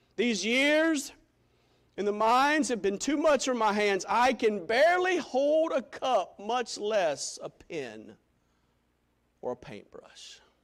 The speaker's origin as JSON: {"language": "English", "town": "Greenville", "region": "South Carolina", "country": "United States", "tie": "born or raised there", "said": "for 17 years of life, growing up in Greenville, South Carolina"}